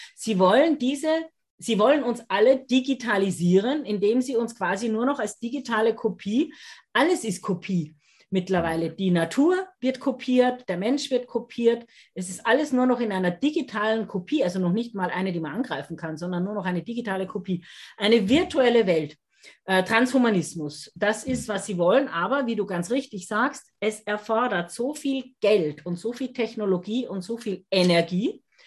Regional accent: Austria; wie man bei uns in Österreich sagt

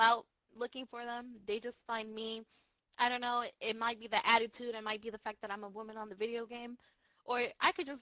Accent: New Jersey, United States; accent: Jersey; I'm from Jersey. When I get angry, that accent really comes out

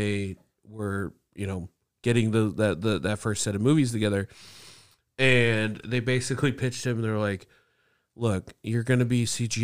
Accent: Indianapolis, Indiana, United States; I don't have a southern twang. I'm from Indianapolis.

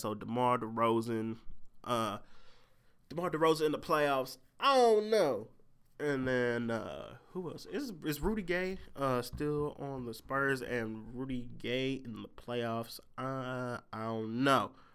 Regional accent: St. Louis, Missouri, United States; I'm from St. Louis

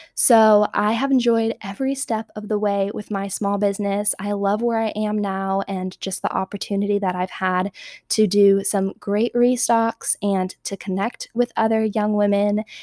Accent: Southern California, United States; moved away as an adult; now in Arizona, United States; I was born and raised in Southern California

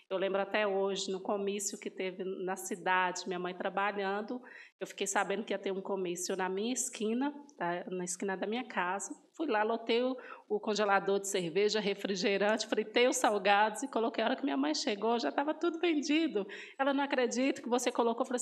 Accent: Bocaiúva, Minas Gerais, Brazil; now in Sete Lagoas, Brazil; eu não sou de Sete Lagoas, sou de Bocaiúva, norte de Minas Gerais, mas já tenho 10 anos que eu moro aqui em Sete Lagoas.

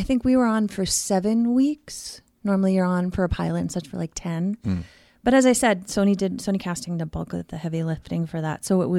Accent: Queens, New York, United States; you know, and I'm from Queens, you know, Archie Bunker was in Queens.

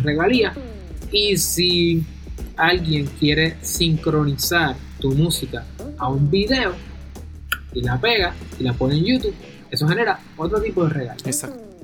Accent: Puerto Rico; aunque yo soy de Puerto Rico, yo soy abogado federal

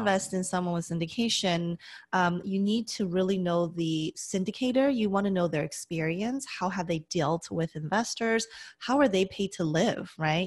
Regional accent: Las Vegas, Nevada, United States; moved away as an adult; now in California, United States; I grew up in Las Vegas originally.

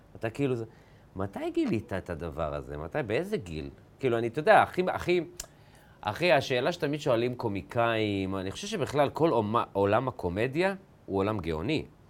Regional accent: a moshav near Ma'alot, Northern District, Israel; אני זוכר בתור ילד, גדלתי ב, במושב ליד מעלות

